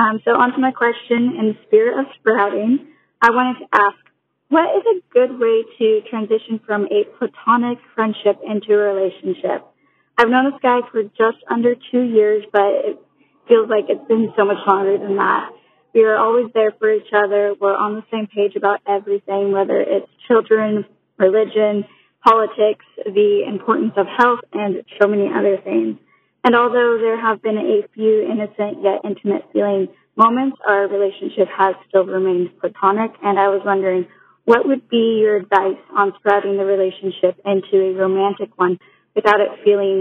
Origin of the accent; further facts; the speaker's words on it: California, United States; I'm from California as well